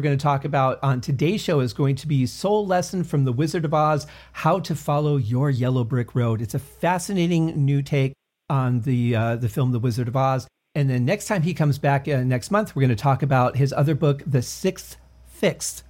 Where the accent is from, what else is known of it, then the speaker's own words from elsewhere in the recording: Detroit, Michigan, United States; now in Las Vegas, United States; growing up in Detroit